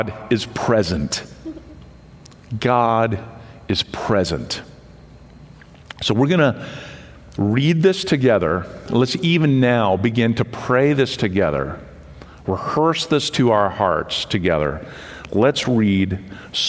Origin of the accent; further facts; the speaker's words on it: Western Pennsylvania, United States; I grew up in Western Pennsylvania, outside a small college town